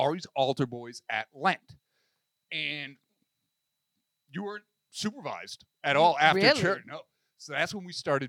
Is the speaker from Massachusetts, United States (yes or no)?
yes; Boston, Massachusetts, United States; So I grew up in Boston, Massachusetts.